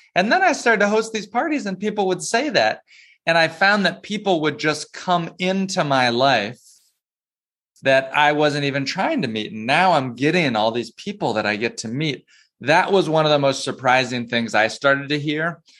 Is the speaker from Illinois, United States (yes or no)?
no; Plano, Texas, United States; moved away as an adult; also born or lived in North Carolina / North Georgia; now in New York City, United States; I grew up in Dallas in Plano